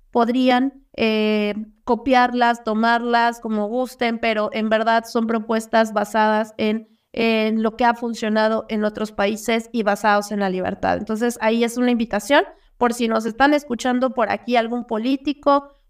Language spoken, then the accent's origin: Spanish; Mexico; como mexicanos